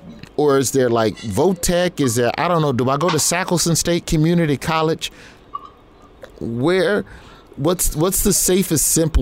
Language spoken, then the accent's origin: English; Birmingham, Alabama, United States; I'm from Birmingham. They showed us that every February.